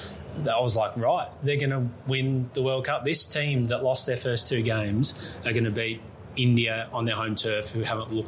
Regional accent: Melbourne, Victoria, Australia; we're from Melbourne

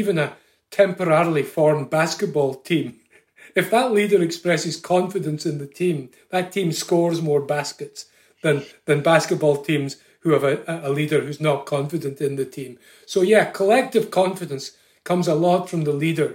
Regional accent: Scotland, United Kingdom; now in Ireland; I come from Scotland originally

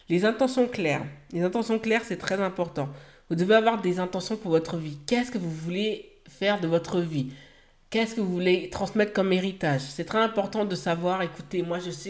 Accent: Haiti; que cela aura un impact aussi pour mon pays d'origine qui est Haïti, que je sais que je vais pouvoir œuvrer à, aider les personnes sur place

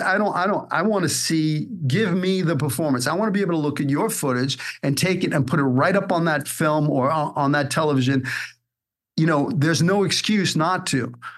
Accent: New York City, New York, United States; moved away as an adult; also born or lived in Hollywood; I'm from Brooklyn.

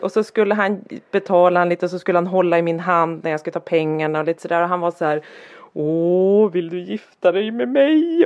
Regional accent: Härnösand, Västernorrland County, Sweden; moved away; när jag växte upp i Härnösand, där jag växte upp

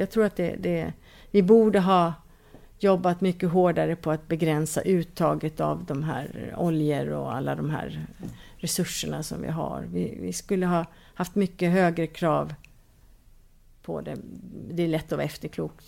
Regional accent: Stockholm, Stockholm County, Sweden; moved away as an adult; now in Kumlinge, Åland, Finland; Alltså jag är född i Stockholm

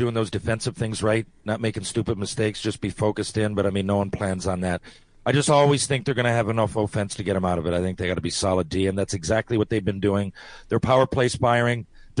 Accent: Sherbrooke, Quebec, Canada; I'm from Sherbrooke. I'm really, really excited.

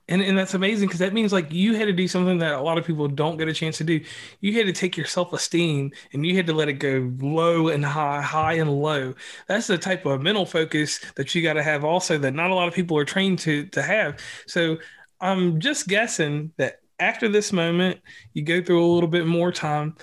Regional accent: Virginia, United States; people from my home state

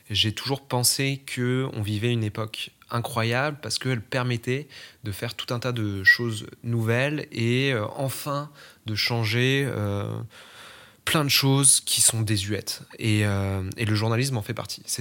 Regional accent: France; also born or lived in Strasbourg / La Rochelle; J'ai grandi à la campagne au début, ensuite je suis allé euh, vivre à Strasbourg et, ensuite j'ai déménagé pour l'autre côté de la France où je suis allé vivre à La Rochelle.

